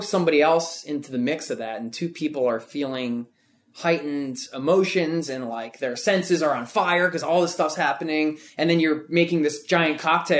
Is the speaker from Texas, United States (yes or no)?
no; Pennsylvania, United States; so I'm off from Pennsylvania, and I think there's something with Philadelphia, and just this